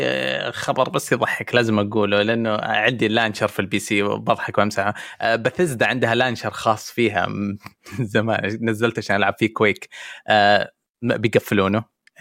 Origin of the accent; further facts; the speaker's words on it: Saudi Arabia; كسعودي عايش في السعوديه